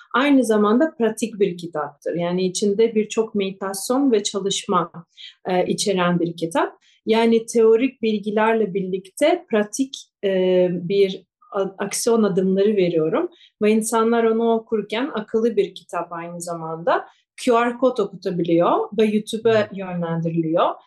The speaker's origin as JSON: {"language": "Turkish", "region": "Kyiv", "country": "Ukraine", "tie": "born or raised there", "also_born_or_lived": "Japan", "first_language": "Russian", "second_language": "Turkish", "moved": "as an adult", "said": "Ben Ukraynalıyım, Kiev'de doğdum ve benim ana dilim Rusça"}